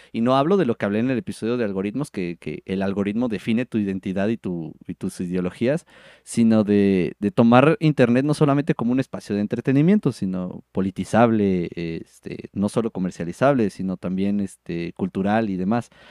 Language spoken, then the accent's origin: Spanish; Mexico; como cultura mexicana